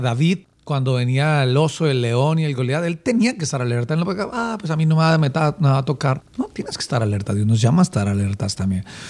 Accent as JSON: {"language": "Spanish", "region": "Bogotá", "country": "Colombia", "tie": "born or raised there", "said": "Nací en Bogotá. Soy bogotano. Eh, recuerdo que mi, niñez la hice en un barrio llamado Bonanza, mm, un barrio al occidente de Bogotá."}